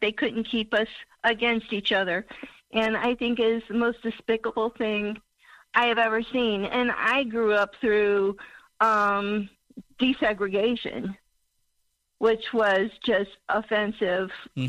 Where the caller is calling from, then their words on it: Missouri, United States; … from Missouri.